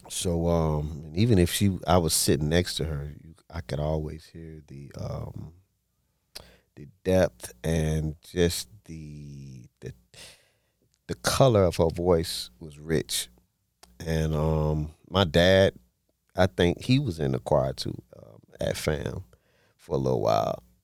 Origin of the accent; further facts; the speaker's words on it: West Palm Beach, Florida, United States; born and raised in West Palm Beach